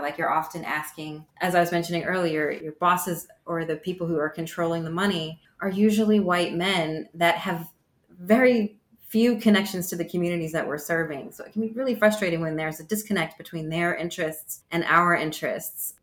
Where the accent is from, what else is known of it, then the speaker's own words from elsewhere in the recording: United States; accent: American; moved away as an adult; also born or lived in Amsterdam, Netherlands; now in United Kingdom; as an American and speaking English and having an American accent and a blue passport